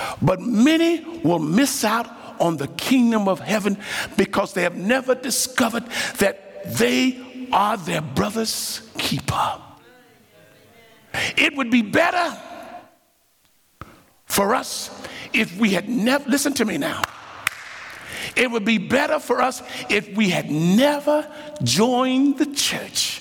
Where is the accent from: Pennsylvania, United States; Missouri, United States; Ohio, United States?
Ohio, United States; Dayton; I grew up in Ohio, Dayton, Ohio